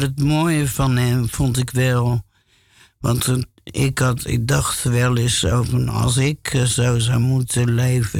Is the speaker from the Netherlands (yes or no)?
yes; Alphen aan de Rijn, South Holland, Netherlands; also born or lived in Gouda; now in Amsterdam, Netherlands; die woonden in Alphen aan de Rijn. En dus, dus daar kom ik eigenlijk ook vandaan